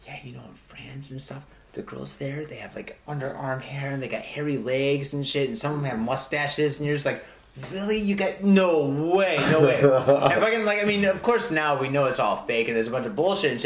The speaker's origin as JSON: {"language": "English", "town": "Detroit", "region": "Michigan", "country": "United States", "also_born_or_lived": "Hamtramck, Michigan", "moved": "yes", "lives_now": "Japan", "said": "I'm from Detroit"}